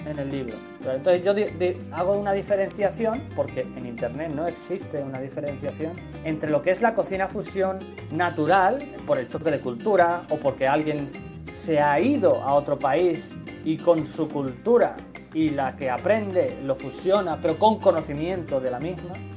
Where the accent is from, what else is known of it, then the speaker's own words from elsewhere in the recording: Badajoz, Extremadura, Spain; moved away as an adult; now in Tokyo, Japan; soy español, pero soy del sur de Extremadura, concretamente de Badajoz.